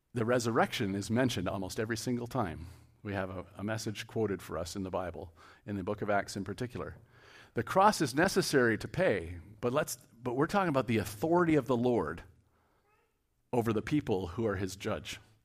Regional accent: Cambridge, Ontario, Canada; I'm from Cambridge

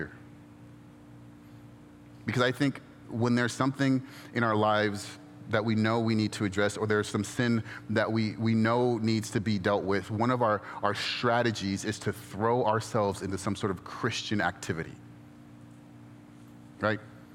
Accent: Inland Empire, California, United States; now in Orange County, United States; I grew up in the Inland Empire, and my neighborhood now in Orange County

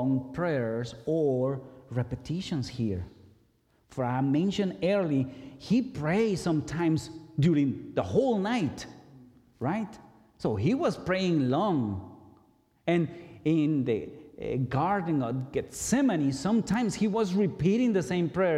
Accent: Guatemala; moved away; I grew up in Guatemala, in the Catholic Church

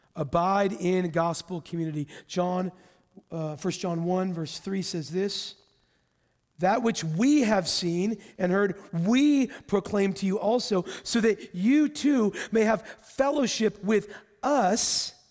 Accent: Texas, United States; well, I grew up in Texas, so I'm a Christian, right?

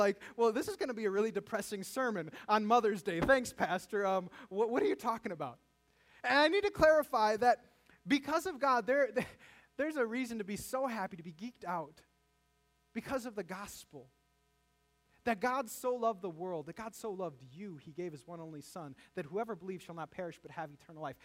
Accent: United States; living as an American

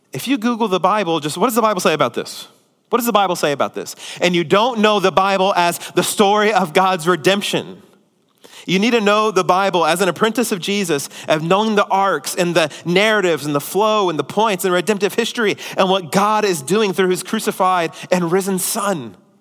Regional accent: United States; as American Christians

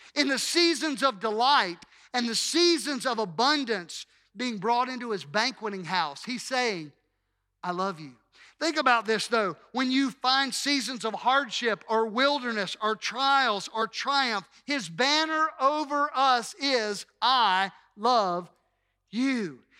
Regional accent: Hattiesburg, Mississippi, United States; I'm a native, a native of Hattiesburg, and that is an unchanging reality. There's nothing that I can do about the fact that I was born here in the city of Hattiesburg

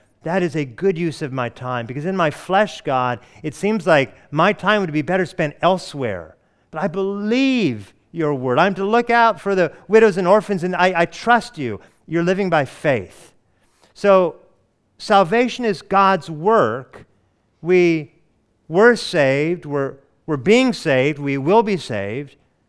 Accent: Hawaii, United States; born there; I was born in Hawaii, and I didn't know that.

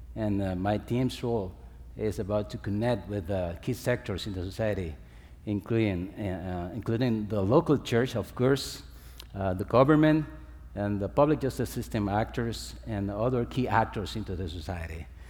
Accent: Dominican Republic; I'm coming from the Dominican Republic, it's as sunny as here

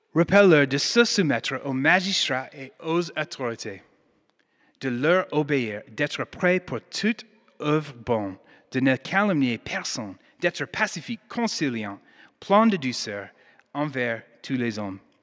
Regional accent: United States; accent: American; French is a second language; now in Lyon, France; Je suis américaine

